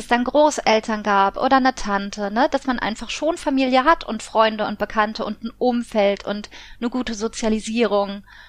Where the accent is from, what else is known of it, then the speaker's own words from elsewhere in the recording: Koblenz, Rhineland-Palatinate, Germany; in Koblenz, also da wo ich herkomme, in der Heimatstadt